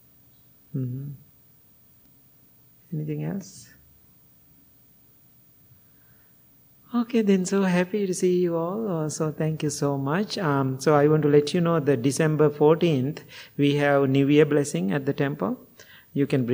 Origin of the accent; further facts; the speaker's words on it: Kandy, Central Province, Sri Lanka; moved away; in my area where I was born in Kandy